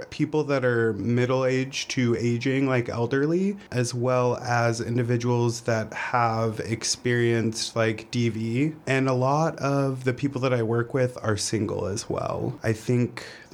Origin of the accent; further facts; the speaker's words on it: Boise, Idaho, United States; now in Nampa, United States; I am from Boise. I live in Nampa.